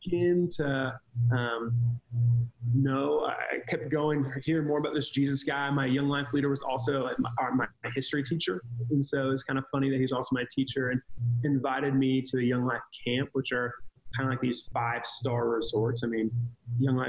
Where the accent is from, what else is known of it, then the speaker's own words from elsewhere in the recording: Cincinnati, Ohio, United States; I grew up kind of in Cincinnati, Ohio